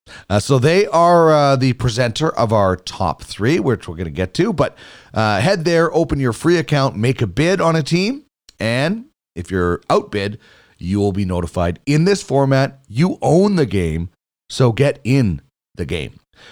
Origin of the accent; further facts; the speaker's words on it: Brandon, Manitoba, Canada; I grew up in Brandon, Manitoba.